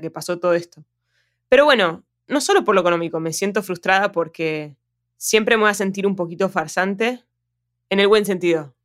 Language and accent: Spanish; Argentina; Yo, yo soy argentina, siempre voy a ser argentina